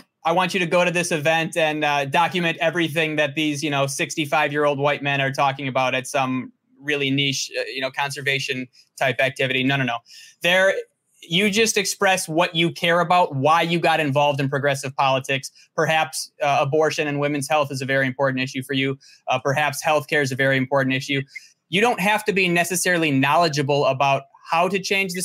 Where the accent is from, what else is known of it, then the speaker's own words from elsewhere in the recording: Milwaukee, Wisconsin, United States; also born or lived in Germantown, Wisconsin; my hometown of Milwaukee, Wisconsin. I'm about 15 minutes outside of Milwaukee